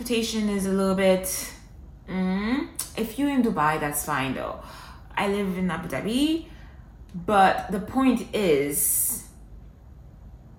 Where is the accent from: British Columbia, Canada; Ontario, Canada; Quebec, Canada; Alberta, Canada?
Quebec, Canada; Montreal; now in United Arab Emirates; Montreal is home. That's my hometown. That's where I grew up.